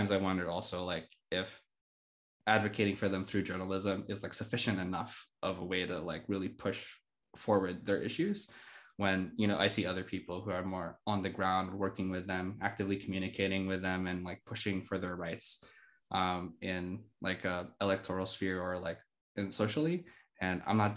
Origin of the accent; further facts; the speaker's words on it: Philippines; moved away as an adult; also born or lived in Montreal, Canada; now in Canada; when I moved from the Philippines to Canada back in 2016